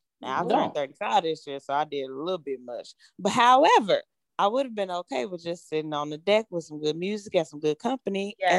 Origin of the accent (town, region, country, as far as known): Chicago, Illinois, United States